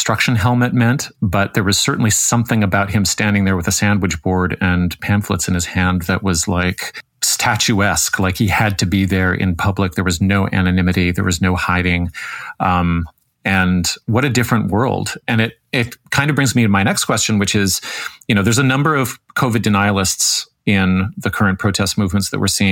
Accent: Toronto, Ontario, Canada; I grew up here in Toronto

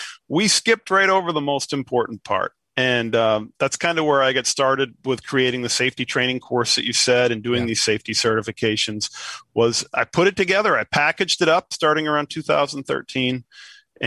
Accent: New England, United States; I'm from New England.

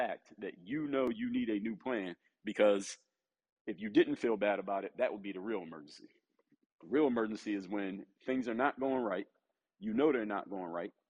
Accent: Philadelphia, Pennsylvania, United States; the city, my hometown, the city of Philadelphia

